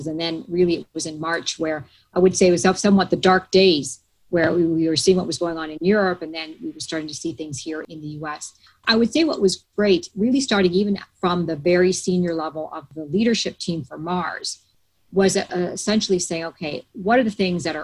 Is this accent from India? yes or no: no; Canada; moved away as an adult; also born or lived in Toronto / Latin America / south of France; now in United States; I'm Canadian, born and bred in Canada